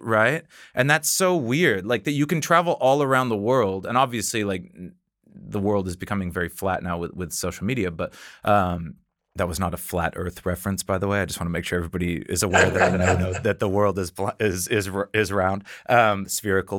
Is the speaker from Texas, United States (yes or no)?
no; Washington, United States; moved away as an adult; now in Copenhagen, Denmark; living on the west coast of North America